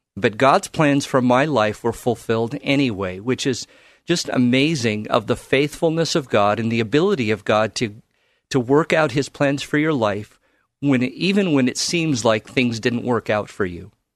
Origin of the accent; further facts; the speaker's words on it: Carson, California, United States; moved away as an adult; now in Portland, United States; I grew up in the Los Angeles area in a town called Carson